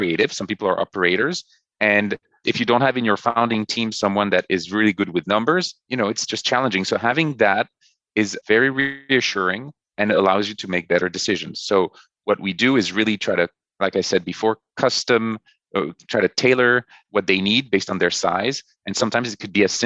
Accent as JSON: {"language": "English", "country": "France", "moved": "yes", "lives_now": "New York, United States", "said": "my wife and I, we're from France. So we went back to France for the longest period I've been away from New York"}